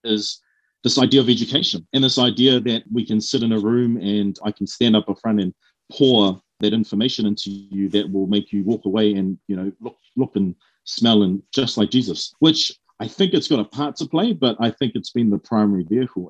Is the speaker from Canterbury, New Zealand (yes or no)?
no; Auckland, New Zealand; born and raised in South Auckland